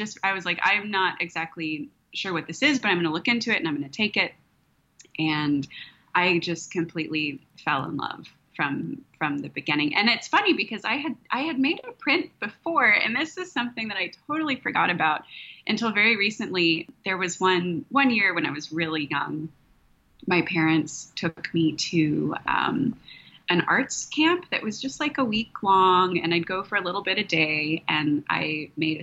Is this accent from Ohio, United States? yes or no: no; outside Austin, Texas Hill Country, United States; I grew up in the hill country here, out just outside of Austin